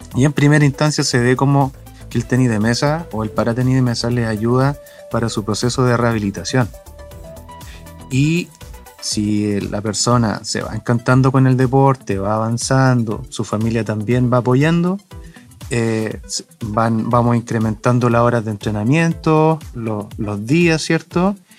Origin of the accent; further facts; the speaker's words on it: Chile; also born or lived in Chillán, Ñuble; nuestro país